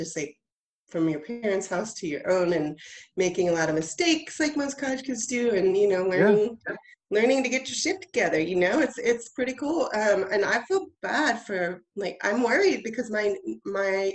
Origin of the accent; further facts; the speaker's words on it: Houston, Texas, United States; also born or lived in Chicago / Dallas / San Antonio / Austin; I grew up in Houston.